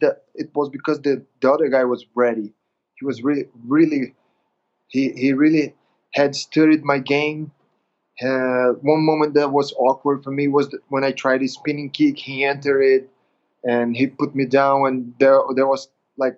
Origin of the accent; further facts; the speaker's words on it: Belém, Pará, Brazil; training here in Belém, my hometown, my home city